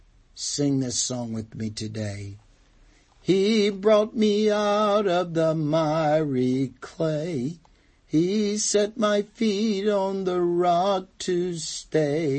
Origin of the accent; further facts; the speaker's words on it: North Carolina, United States; Where I grew up in North Carolina, the dirt was pretty hard.